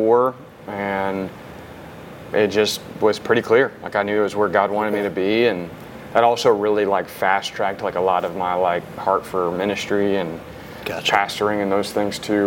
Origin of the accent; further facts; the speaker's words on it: Tennessee, United States; moved away as an adult; also born or lived in Dallas, Texas / Baton Rouge, Louisiana; now in Arkansas, United States; we grew up in Tennessee, kind of all around Tennessee, but was actually born in Dallas